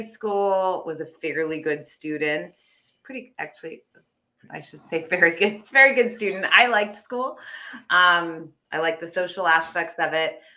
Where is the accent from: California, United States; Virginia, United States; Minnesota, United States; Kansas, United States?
California, United States; Fremont; I was born in the Bay Area. I actually born in Fremont